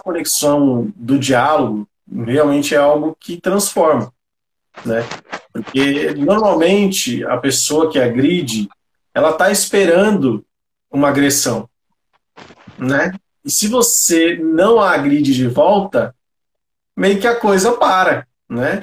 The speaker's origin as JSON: {"language": "Portuguese", "region": "São Paulo", "country": "Brazil", "said": "Eu também sou, né, da periferia de São Paulo, aqui do Grajaú."}